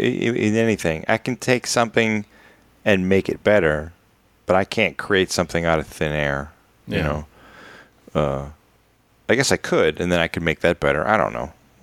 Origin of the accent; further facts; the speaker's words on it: Chicago, Illinois, United States; I grew up in Chicago, and they had Chicago has wonderful bike trails.